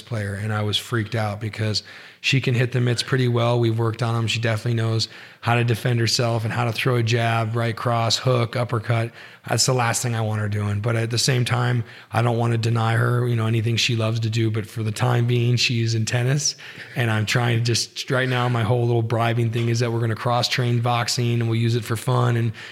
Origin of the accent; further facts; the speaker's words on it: Reno, Nevada, United States; I'm from Reno